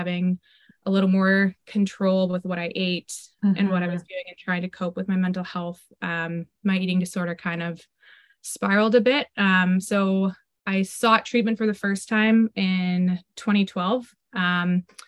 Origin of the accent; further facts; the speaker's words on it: Parry Sound, Ontario, Canada; now in Hamilton, Canada; I live in Hamilton, Ontario, from a small town though. I grew up in Parry Sound